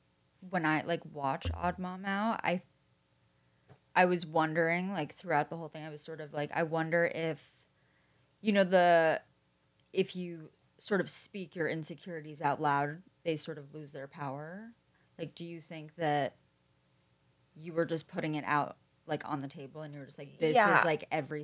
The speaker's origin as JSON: {"language": "English", "region": "New York", "country": "United States", "said": "I'm from New York."}